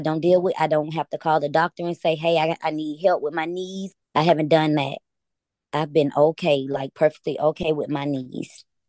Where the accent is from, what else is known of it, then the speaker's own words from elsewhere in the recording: Atlanta, Georgia, United States; I'm from Atlanta